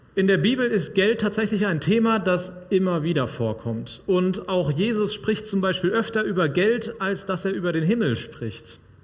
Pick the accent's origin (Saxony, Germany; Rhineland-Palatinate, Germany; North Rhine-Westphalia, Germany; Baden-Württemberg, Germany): North Rhine-Westphalia, Germany; Sauerland; moved away; Bei uns im Sauerland